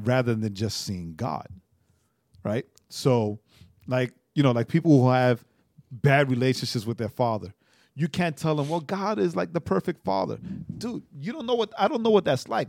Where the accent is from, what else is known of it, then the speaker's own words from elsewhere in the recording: New York, United States; moved away; I'm from New York